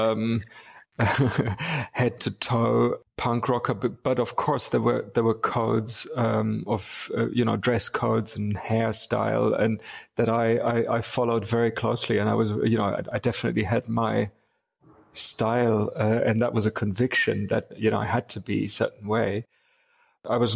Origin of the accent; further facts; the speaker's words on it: Wuppertal, North Rhine-Westphalia, Germany; moved away; also born or lived in Munich, Germany / England; I was born in Munich, but raised mainly in a city called Wuppertal